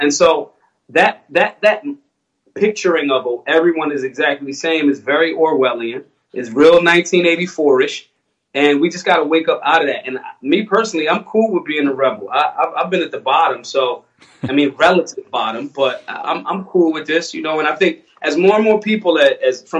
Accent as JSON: {"language": "English", "town": "Philadelphia", "region": "Pennsylvania", "country": "United States", "tie": "born or raised there", "said": "I'm from Philly"}